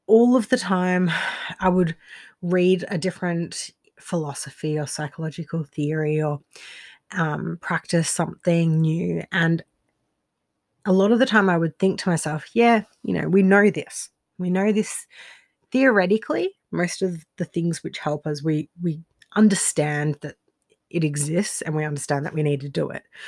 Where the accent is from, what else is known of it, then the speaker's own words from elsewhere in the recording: Australia; moved away as an adult; also born or lived in Rostrevor, Northern Ireland; I'm Australian, but I lived in Northern Ireland for a few years